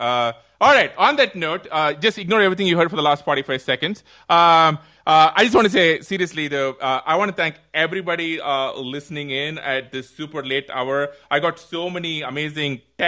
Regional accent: India; I come from India

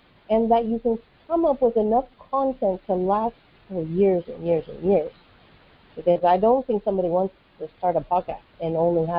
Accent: United States; moved away as an adult; now in West Africa; I'm an American who has been living in West Africa for the past 14 years

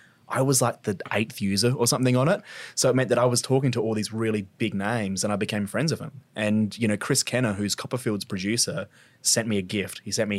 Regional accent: Glenelg, South Australia, Australia; Yeah, Adelaide boy. So I grew up in Glenelg. So yep. I went to Glenelg Primary and then went to Brighton Secondary as a kid. So always been a local, grew up in Adelaide.

